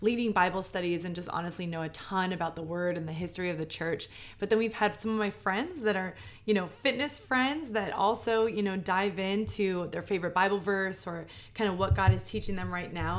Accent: New York, United States; I'm a New Yorker

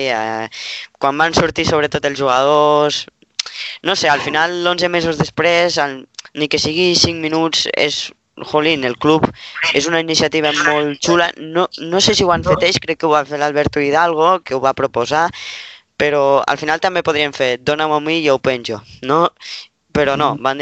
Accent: Lleida, Catalonia, Spain; Sobretot ens l'estimem nosaltres l'escut, els que som de Lleida.

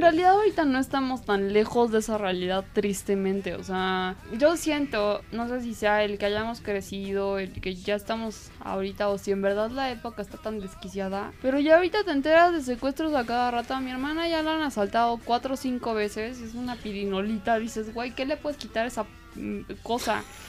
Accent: Mexico; para nosotros como mexicanos

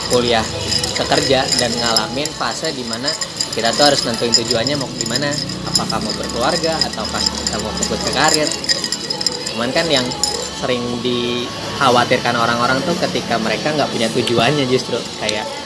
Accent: Jakarta, Indonesia; Orang Jakarta.

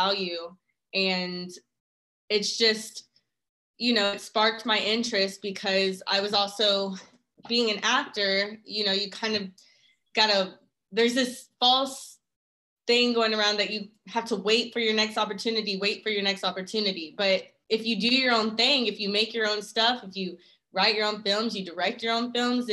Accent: Dallas, Texas, United States; moved away as an adult; now in Atlanta, United States; I'm originally from Dallas, Texas, and I moved to Atlanta about a year and a half ago

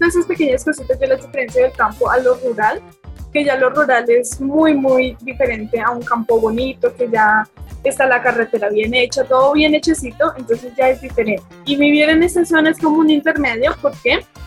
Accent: Bogotá, Colombia; now in Jardín, Colombia; yo nací en Bogotá, pero estaba constantemente, constantemente yendo al campo

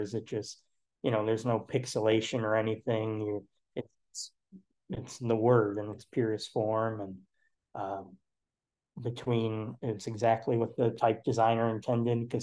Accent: Wauconda, Illinois, United States; now in Chicago, United States; I grew up in the Chicagoland area, like out past like the northwest suburbs in a town called Wakanda

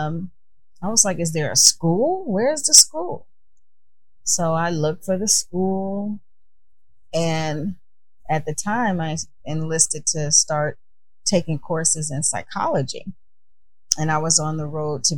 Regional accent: Chicago, Illinois, United States; moved away as an adult; now in California, United States; I'm originally from Chicago, born and raised, living in California now

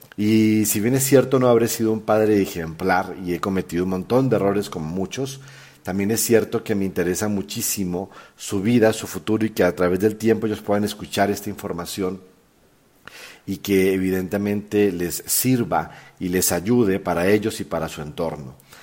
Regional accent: Colombia; moved away as an adult; also born or lived in San Antonio del Chamí, Colombia / Chile / Peru; now in Mexico; soy colombiano de nacimiento, mexicano ya hace casi 20 años que vivo en este país

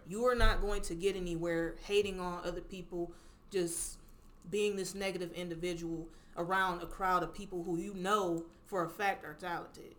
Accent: Cleveland, Ohio, United States; accent: little countryness; I grew up here, Cleveland, Ohio. Like this is my city.

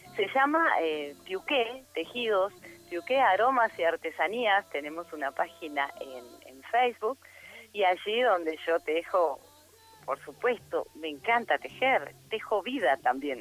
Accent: Santa Cruz, Argentina; also born or lived in Pico Truncado; now in Neuquén, Argentina; Yo que soy santa cruceña

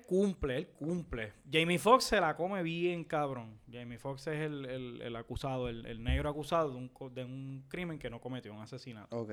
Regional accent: Puerto Rico; yo como puertorriqueño, que siempre ha vivido en Puerto Rico

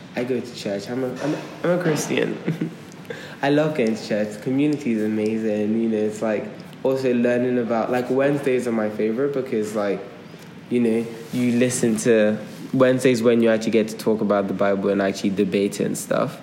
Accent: Nigeria; moved away; I grew up in two different places. I grew up in Nigeria and I grew up here.

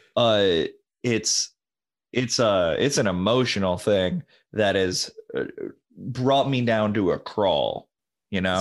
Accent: New London, Connecticut, United States; I grew up near in New London

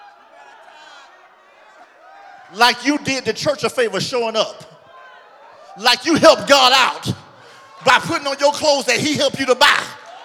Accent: Orlando, Florida, United States; moved away; I'm from Orlando

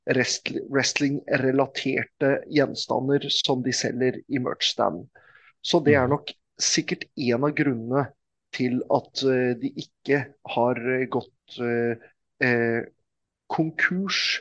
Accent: Norway; Men eh, det er ingen av wrestlerne ko som koster mer å få bort dit enn eh, meg. Mm. Fordi jeg kommer hele veien fra Norge.

